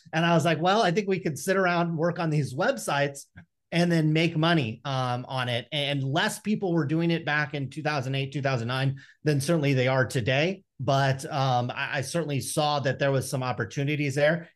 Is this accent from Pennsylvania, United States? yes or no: no; Stockton, California, United States; growing up in Stockton, you're just constantly uh, presented with challenges and temptations